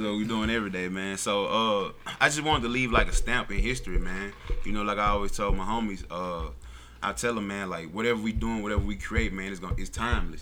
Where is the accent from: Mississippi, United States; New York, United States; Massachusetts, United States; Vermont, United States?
Mississippi, United States; somewhere in Mississippi